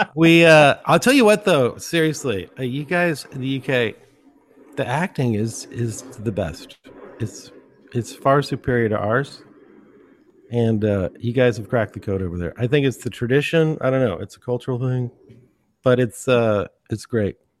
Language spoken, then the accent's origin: English; San Francisco Bay Area, California, United States; also born or lived in Los Angeles; I grew up in the Bay Area, well, San Francisco Bay Area